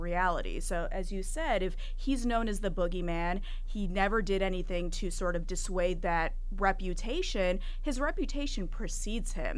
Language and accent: English; Kalamazoo, Michigan, United States; I grew up in Kalamazoo, Michigan, not east, not west, the Midwest